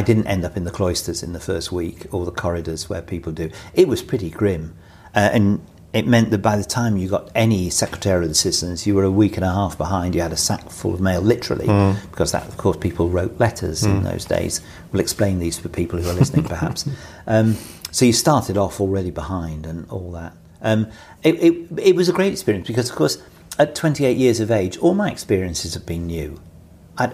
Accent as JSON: {"language": "English", "town": "Bury", "region": "North West England", "country": "United Kingdom", "tie": "born or raised there", "also_born_or_lived": "Manchester / London", "moved": "as an adult"}